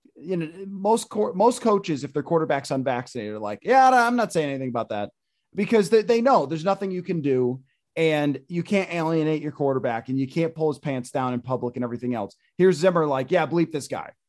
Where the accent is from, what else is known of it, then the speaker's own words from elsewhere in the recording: Buffalo, New York, United States; when I grew up in Buffalo